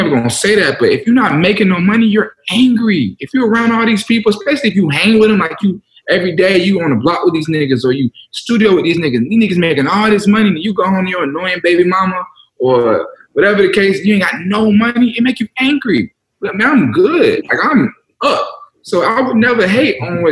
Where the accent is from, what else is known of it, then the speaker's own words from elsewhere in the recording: Cobb County, Georgia, United States; I'm from Cobb